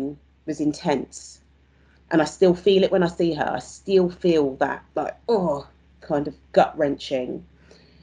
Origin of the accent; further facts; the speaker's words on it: London, United Kingdom; I'm from South East London too